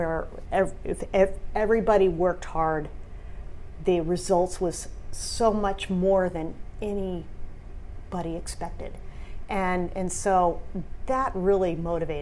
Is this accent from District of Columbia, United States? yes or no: no; near D.C., Virginia, United States; now in California, United States; I grew up in Virginia, near D.C.